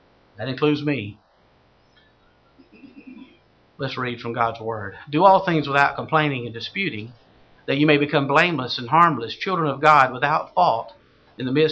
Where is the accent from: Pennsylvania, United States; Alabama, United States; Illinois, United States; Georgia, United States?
Georgia, United States; South; I'm from South Georgia.